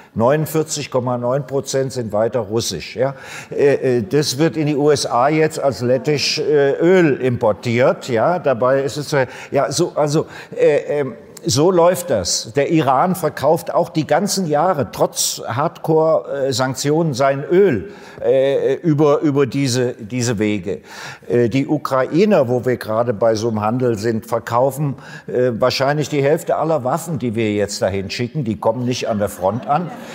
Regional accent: Germany; ich bin ja Deutscher

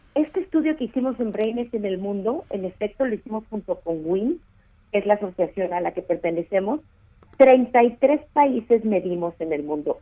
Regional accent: Mexico

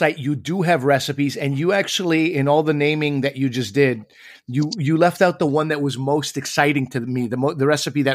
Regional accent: Canada; moved away as an adult; also born or lived in Chicago, United States; So I was a Canadian. I am a Canadian. And then I moved to America.

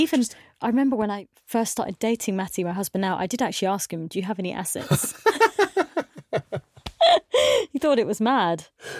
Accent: India; Because I've been brought up that way. I'm Indian, and I'd been sort of told that I had to marry a doctor, a lawyer, or something.

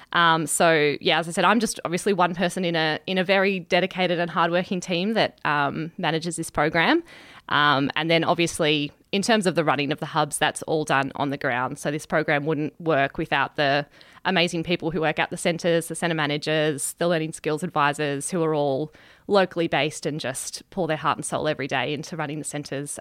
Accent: Wagga Wagga, New South Wales, Australia; moved away as an adult; also born or lived in Bathurst, New South Wales; So I grew up in Wagga-Wagga in regional New South Wales. I went to school there.

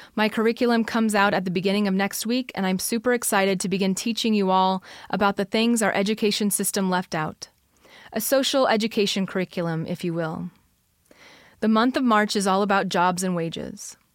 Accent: United States; We are American

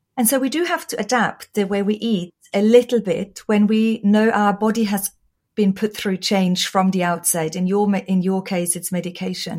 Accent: Austria; English is a second language; moved away; Oh, you might hear from my accent. I was born and raised in Austria

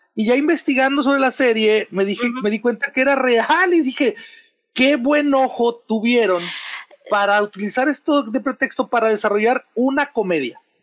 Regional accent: Sonora, Mexico; yo, soy de Sonora

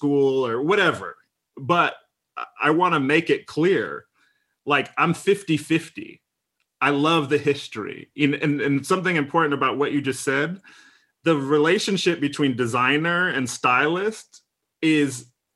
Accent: Midwest, United States; I'm from the Midwest of America, right? I'm not from New York or LA.

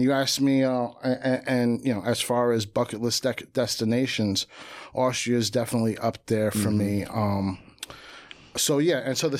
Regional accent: Jersey City, New Jersey, United States; Pops from the Bronx.

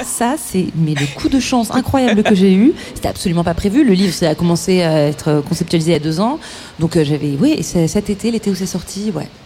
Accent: Malakoff, Île-de-France, France; on a grandi à Malakoff

